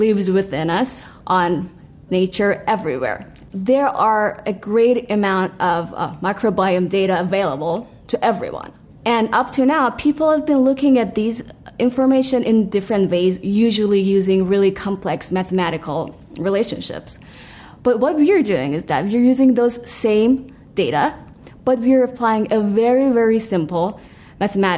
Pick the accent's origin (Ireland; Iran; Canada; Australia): Iran; moved away as an adult; I immigrated from Iran 5 years ago.